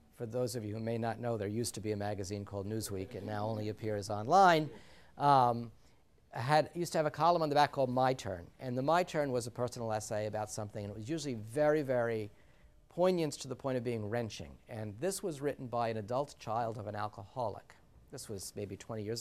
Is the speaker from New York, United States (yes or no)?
yes; New York City, New York, United States; moved away; also born or lived in New Jersey; as a Sicilian, a full-blown Sicilian, my four grandparents came through Ellis Island, and I grew up in the Bronx